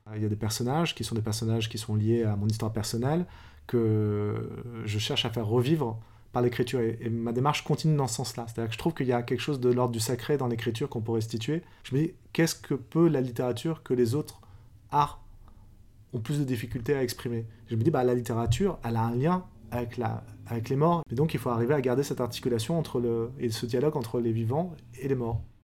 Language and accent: French; France; J'ai grandi en France, je suis né en France